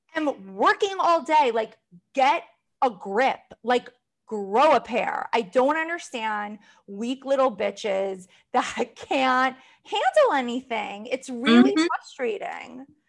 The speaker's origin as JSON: {"language": "English", "area": "Long Island", "region": "New York", "country": "United States", "said": "I am from Long Island, but I was raised by a single mother."}